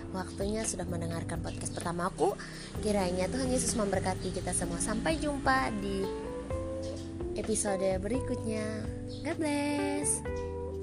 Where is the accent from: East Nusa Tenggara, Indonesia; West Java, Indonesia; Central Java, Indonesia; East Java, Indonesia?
East Nusa Tenggara, Indonesia; Kupang; now in Jakarta, Indonesia; Aku dari Kupang NTT sekarang stay di Jakarta